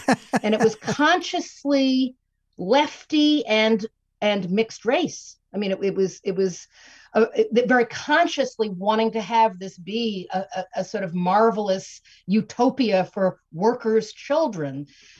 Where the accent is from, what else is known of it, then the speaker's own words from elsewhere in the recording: New York City, New York, United States; in my childhood, growing up in New York City, in the suburb that is Forest Hills Gardens